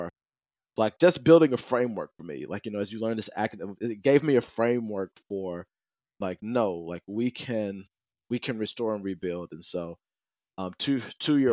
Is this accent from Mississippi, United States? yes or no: yes; Jackson, Mississippi, United States; I was born and raised in Jackson, Mississippi